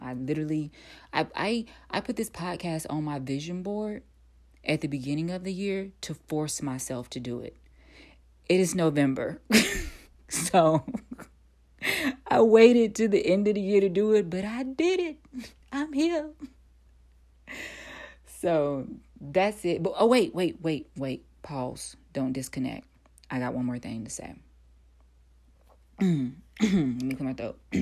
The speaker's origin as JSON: {"language": "English", "region": "North Carolina", "country": "United States", "also_born_or_lived": "Atlanta, Georgia", "moved": "as an adult", "said": "I'm originally from North Carolina"}